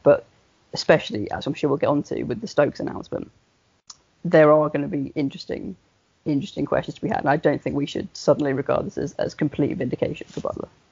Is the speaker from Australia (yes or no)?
no; England, United Kingdom; claiming myself as an Englishman